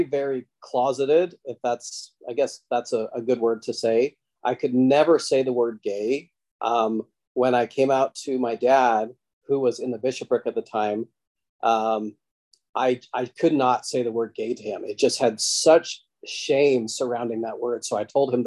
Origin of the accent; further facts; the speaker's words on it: Salt Lake City, Utah, United States; I grew up in the Salt Lake area, and I would say 90% of my friends were LDS